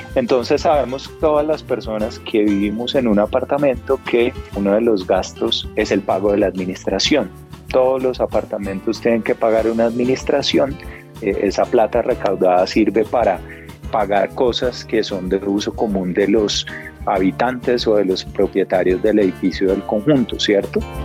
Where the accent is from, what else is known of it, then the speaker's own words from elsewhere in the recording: Colombia; todos como colombianos